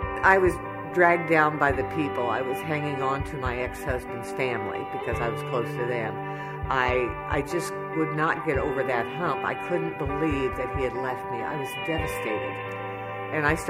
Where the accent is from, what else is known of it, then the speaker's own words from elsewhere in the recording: Rushville, Indiana, United States; I'm from Rushville, Indiana.